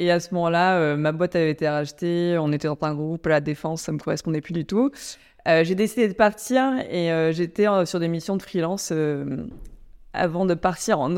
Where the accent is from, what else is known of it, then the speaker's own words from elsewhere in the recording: Chinon, Centre-Val de Loire, France; on vient tous les deux de Chinon, en Indre-et-Loire